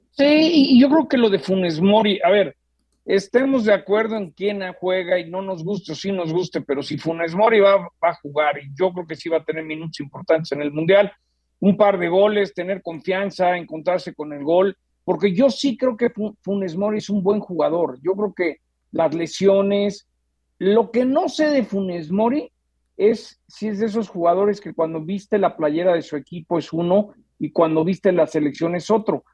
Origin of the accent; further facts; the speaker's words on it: Mexico; soy mexicano